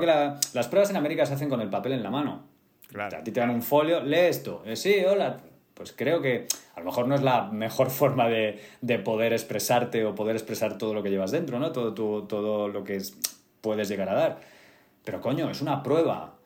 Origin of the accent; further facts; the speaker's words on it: Getafe, Community of Madrid, Spain; now in Madrid, Spain; yo soy de Getafe